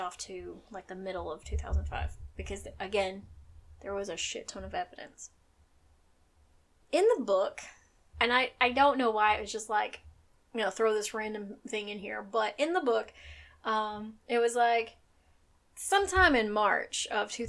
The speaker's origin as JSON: {"language": "English", "region": "Tennessee", "country": "United States", "said": "I am from Tennessee"}